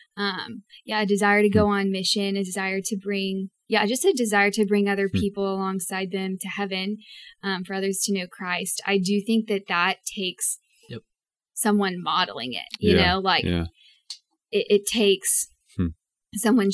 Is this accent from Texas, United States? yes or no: yes; East Texas, United States; I grew up in Bible Belt, Texas, in East Texas